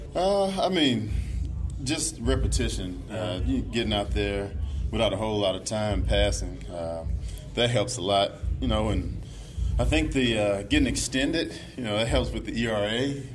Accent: Mississippi, United States; being in the South where I grew up, you know, I'm from Mississippi

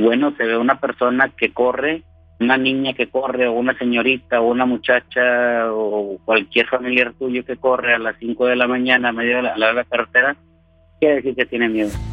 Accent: Mexico; also born or lived in Apodaca, Nuevo León; Yo soy mexicano, 100% mexicano, vivo en el norte del país, en Apodaca, Nuevo León

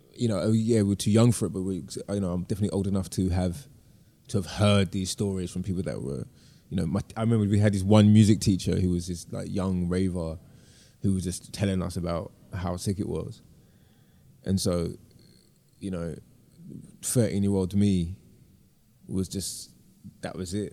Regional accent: London, United Kingdom; moved away as an adult; I'm deeply from London and of the city

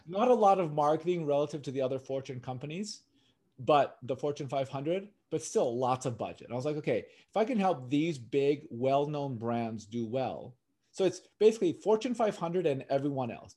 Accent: Los Angeles, California, United States; Born and raised in California, in L A.

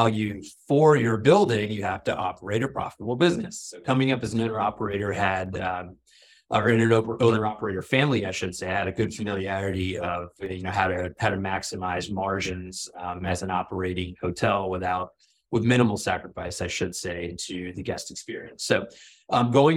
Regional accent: Florida, United States; also born or lived in Toronto, Canada; I was born in Toronto. We moved to Florida when I was, in kindergarten, not even kindergarten, like pre-K

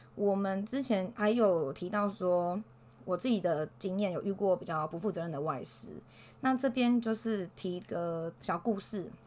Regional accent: Taiwan; 我们台湾人学英文可能会遇到一些问题

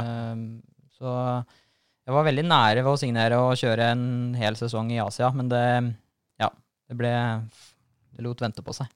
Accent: Norway; vokste jeg opp på Starmoen motorpark oppå der og kjørte motocross

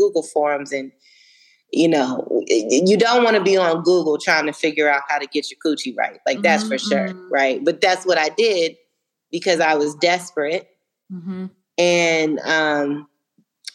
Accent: Phoenix, Arizona, United States; also born or lived in Arlington, Virginia / DMV (Washington metropolitan area); now in Atlanta, United States; I was born in Arlington, Virginia, raised a little bit in the DMV. When I was 10 years old, we moved to Phoenix. So that's really where I grew up

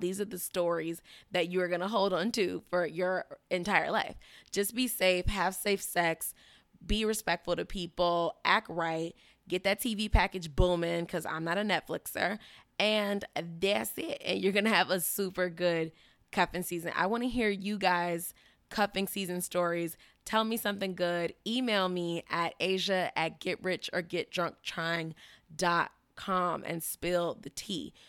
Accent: Chicago, Illinois, United States; now in Miami, United States; I'm from Chicago

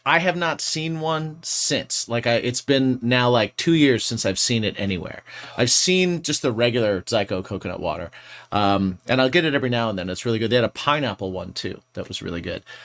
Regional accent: Indiana, United States; moved away; where I grew up in Indiana, we had Sam's Club and we also had Kroger.

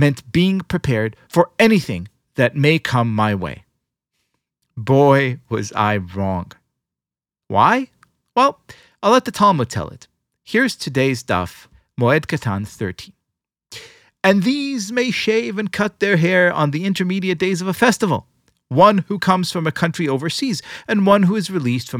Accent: Israel; When I was young, growing up in Israel, I spent all of my free time in the Scouts

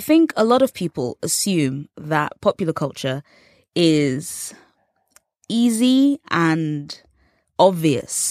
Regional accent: England, United Kingdom; accent: English; growing up in England

